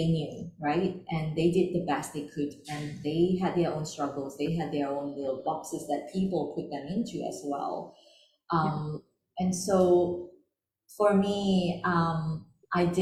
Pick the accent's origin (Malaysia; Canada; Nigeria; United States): Malaysia; I grew up in Malaysia, because we are seen as second class citizens